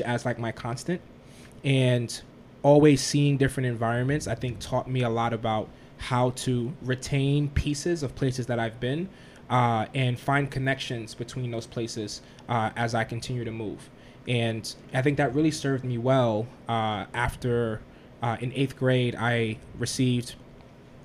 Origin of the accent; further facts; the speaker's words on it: New York City, New York, United States; I was born and raised in the South Bronx, a little north of here in New York. Been here my entire life